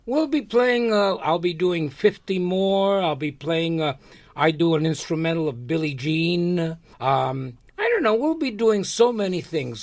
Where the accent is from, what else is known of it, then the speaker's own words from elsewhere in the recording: New York, United States; also born or lived in Lares, Puerto Rico; I was born in Puerto Rico. I was born in a small town called Lares. And uh, I came to America when I was five years old, so I really didn't get a chance to live much in Puerto Rico. Uh, but when I came to New York, I got into the educational system here